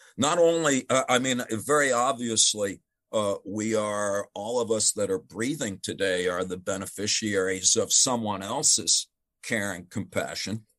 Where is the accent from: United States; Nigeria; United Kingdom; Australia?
United States; as an American